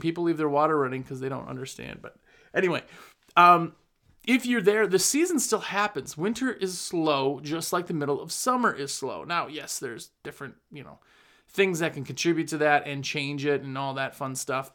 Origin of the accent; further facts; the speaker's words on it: Wisconsin, United States; moved away; I'm originally from Wisconsin, had a business there for almost fifteen years